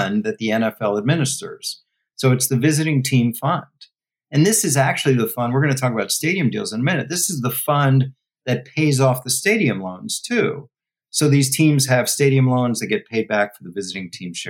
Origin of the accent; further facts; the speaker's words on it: Washington, District of Columbia, United States; moved away; DC. That's my home